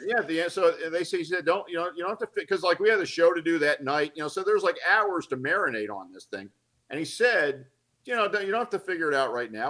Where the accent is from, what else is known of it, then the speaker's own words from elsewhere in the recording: Atlanta, Georgia, United States; moved away; also born or lived in Los Angeles; I grew up in Atlanta, but I didn't want to move back to Atlanta